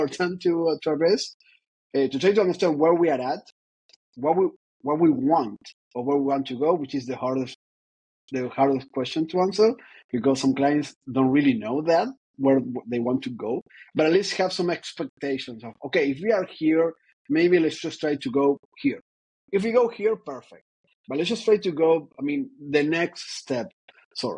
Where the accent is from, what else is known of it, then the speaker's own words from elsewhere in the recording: Argentina; moved away; also born or lived in Ireland / Paris; I was born in Argentina. That is important, I believe. But I've been all over the place.